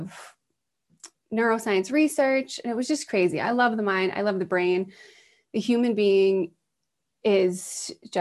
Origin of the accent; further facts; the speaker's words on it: East Coast, United States; I was raised on the East Coast